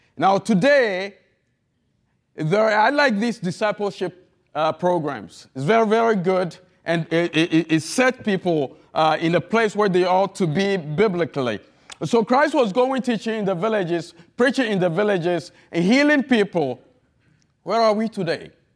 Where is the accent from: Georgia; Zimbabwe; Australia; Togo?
Togo; accent: heavy accent; English is a second language; moved away as an adult; also born or lived in Florida / New Orleans; now in United States; I'm not an American. I'm from the country of Togo, French speaking